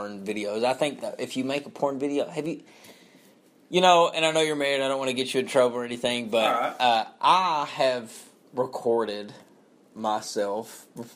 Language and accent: English; Knott County, Kentucky, United States; my hometown, Knott County